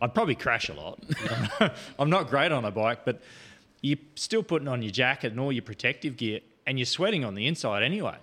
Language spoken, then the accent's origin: English; Port Augusta, South Australia, Australia; born or raised there; also born or lived in Adelaide / River Murray